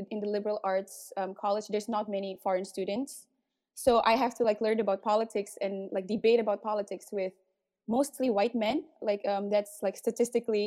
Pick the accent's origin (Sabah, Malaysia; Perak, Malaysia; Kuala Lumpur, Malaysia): Kuala Lumpur, Malaysia; I grew up in Malaysia around brickfields.